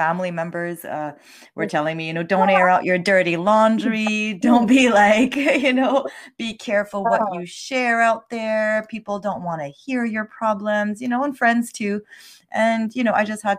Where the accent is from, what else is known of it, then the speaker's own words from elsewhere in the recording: Montreal, Quebec, Canada; English is a second language; I was born in Montreal, Canada. So I'm French Canadian, and my parents are from the Middle East. So a little bit of cultural background there, growing up in a very French society, Quebecer society